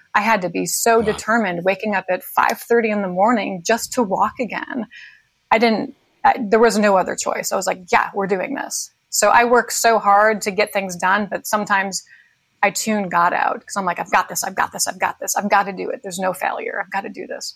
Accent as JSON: {"language": "English", "region": "New York", "country": "United States", "tie": "born or raised there", "said": "I grew up in New York"}